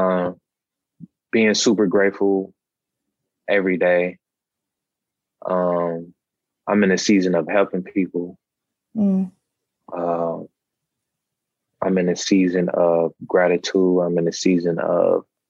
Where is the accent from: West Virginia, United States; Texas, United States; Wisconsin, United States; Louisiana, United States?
Wisconsin, United States; Milwaukee; born or raised there